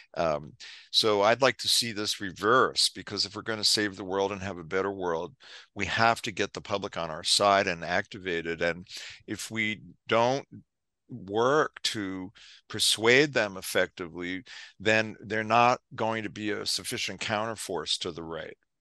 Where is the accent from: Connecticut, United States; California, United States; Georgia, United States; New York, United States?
New York, United States; New York City; I was, uh, growing up in New York City in the nineteen sixties